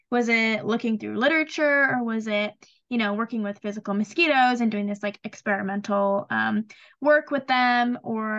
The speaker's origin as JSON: {"language": "English", "town": "Livermore", "region": "California", "country": "United States", "said": "I'm also from Alameda County, by the way. I'm from Livermore."}